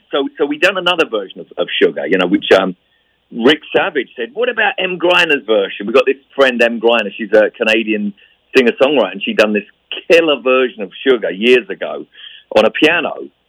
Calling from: London, United Kingdom; I'm calling from London.

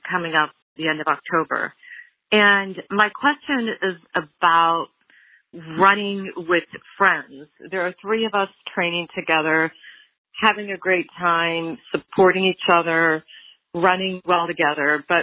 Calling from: Columbus, Ohio, United States; I'm calling from Columbus, Ohio.

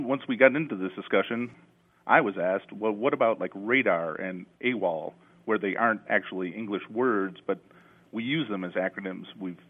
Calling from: Hawaii, United States; I'm calling from Hawaii.

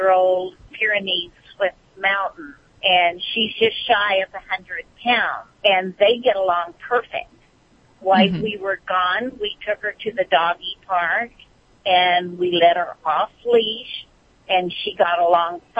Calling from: Bakersfield, California, United States; Uh, Bakersfield, California.

